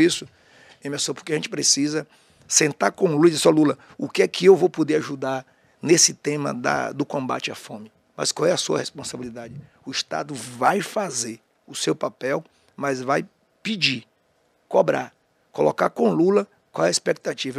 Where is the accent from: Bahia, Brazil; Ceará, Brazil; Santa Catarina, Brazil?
Bahia, Brazil; Jequié; also born or lived in Aiquara, Bahia / Feira de Santana, Bahia; eu nasci, quando eu morava em Jequié, até 15 anos